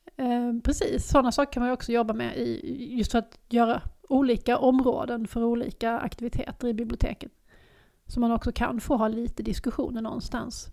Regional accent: Lund, Skåne, Sweden; moved away as an adult; also born or lived in Stockholm; jag har flyttat hem igen. Jag har flyttat, flyttat från Stockholm tillbaks till Lund

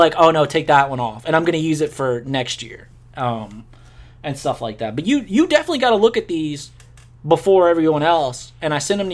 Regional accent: United States; being American

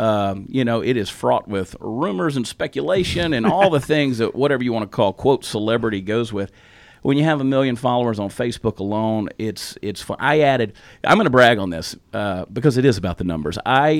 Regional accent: the South, United States; accent: Southern; Yeah, and I've said before, I didn't lose my Southern accent. I sort of muted it a little bit, but I can turn it loose really, really fast in the right moment.

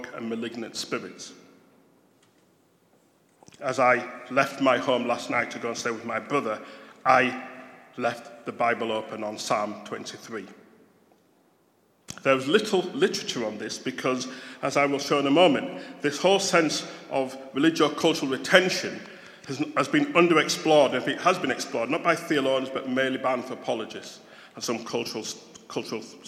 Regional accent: Bradford, Yorkshire and the Humber, United Kingdom; accent: Yorkshire; growing up in Bradford, West Yorkshire. Yeah, this is a Yorkshire accent

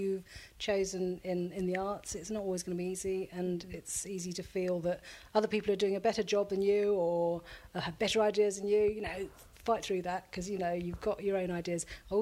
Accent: Folkestone, South East England, United Kingdom; I grew up in Folkestone

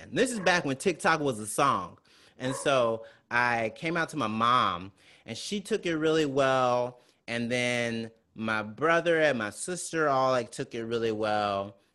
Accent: Mississippi, United States; I'm from Mississippi.

